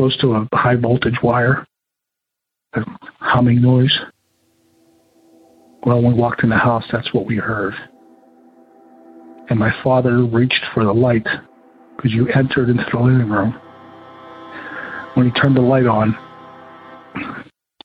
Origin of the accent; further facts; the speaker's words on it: just outside of Pittsburgh, Western Pennsylvania, United States; I grew up in Western Pennsylvania area. Just outside of Pittsburgh